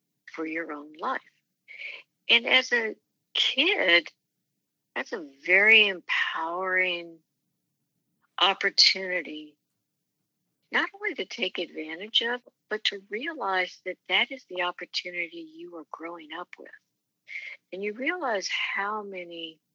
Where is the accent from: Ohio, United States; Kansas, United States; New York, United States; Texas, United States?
Kansas, United States; Manhattan; It was a very enjoyable journey growing up in Manhattan